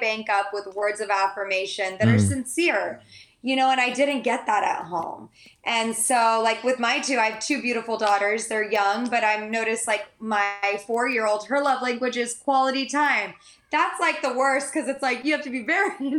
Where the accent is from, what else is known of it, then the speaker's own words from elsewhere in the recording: San Diego, California, United States; also born or lived in Santa Barbara; I grew up in San Diego